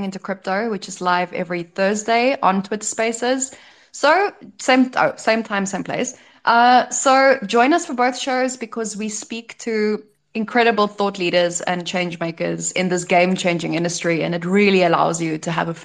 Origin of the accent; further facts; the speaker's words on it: South Africa; now in Croatia; as a South African who just came from visiting home during summer